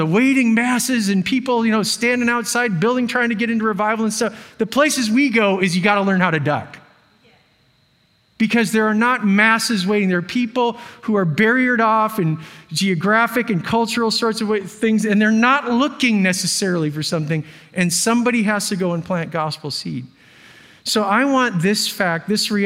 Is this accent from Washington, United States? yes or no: yes; Washington, United States; moved away; I'm from Washington State